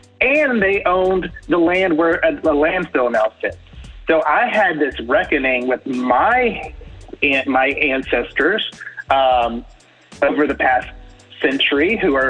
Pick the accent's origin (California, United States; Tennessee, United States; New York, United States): Tennessee, United States; Memphis; now in Birmingham, United States; I live in Birmingham now, but I'm a native Memphian. I was born and raised in Memphis, Tennessee.